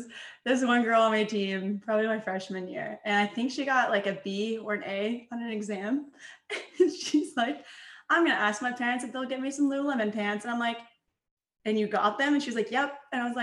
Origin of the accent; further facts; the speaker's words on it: Mississippi, United States; coming from Mississippi, it's like a poor state